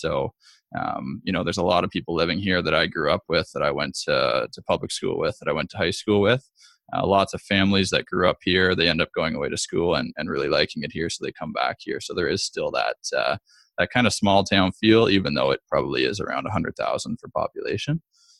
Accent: Peterborough, Ontario, Canada; also born or lived in Hamilton; I was born and raised in Peterborough, which is where we're located now, where our clinic is, Pulse Physiotherapy.

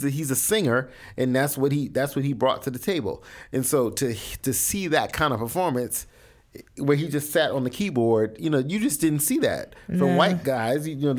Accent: the South, United States; I grew up in the South

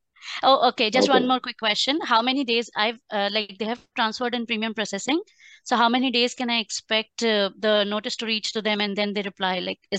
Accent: India; now in Canada; I was born in India

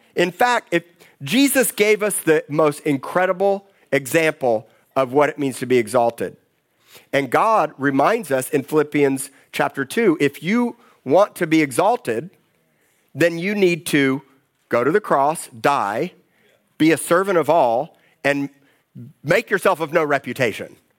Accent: Miami, Florida, United States; moved away; I grew up in Miami

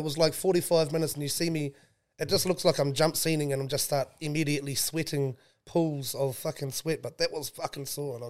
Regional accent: Dargaville, Northland, New Zealand; I'm born bred up in Bargaville. Takiwera, and that's where legends are made.

